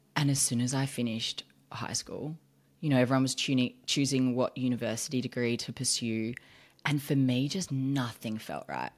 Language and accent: English; Australia; moved away as an adult; now in United States